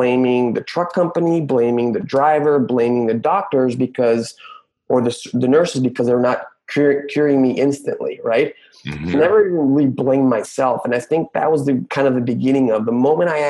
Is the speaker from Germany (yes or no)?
no; Mexico City, Mexico; I was born and raised in Mexico City